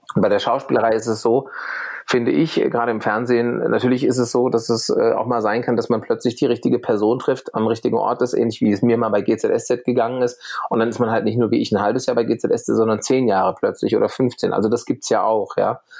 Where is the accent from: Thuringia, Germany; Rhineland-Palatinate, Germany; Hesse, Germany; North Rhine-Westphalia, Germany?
Hesse, Germany; Bad Vilbel; moved away as an adult; also born or lived in Berlin; ich gehe wieder zurück in meine Heimat nach Bad Vilbel bei Frankfurt